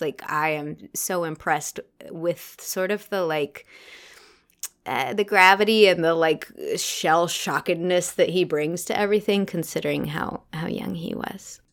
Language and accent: English; United States; as an American actor